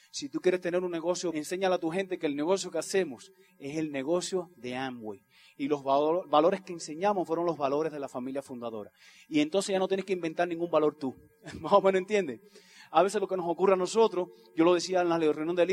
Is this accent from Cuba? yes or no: yes; Cuba; born there; Leite y yo nacimos en Cuba, ¿verdad?